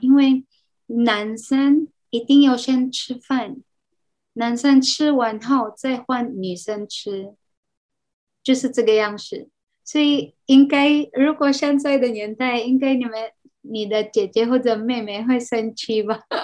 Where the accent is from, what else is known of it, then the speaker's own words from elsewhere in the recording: Philippines; Chinese is a second language; moved away as an adult; also born or lived in Cebu, Philippines; now in Taiwan; 我是来自菲律宾